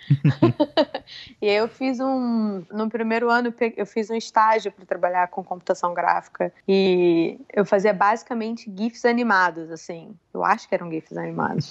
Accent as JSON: {"language": "Portuguese", "region": "Rio de Janeiro", "country": "Brazil", "also_born_or_lived": "São Paulo", "moved": "as an adult", "lives_now": "New York, United States", "said": "eu saí do Rio assim que me formei"}